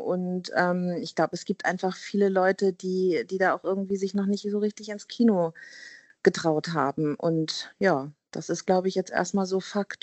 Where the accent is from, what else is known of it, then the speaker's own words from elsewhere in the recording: Hamburg, Germany; ich bin Hamburgerin, ne, eine, eine waschechte Hamburgerin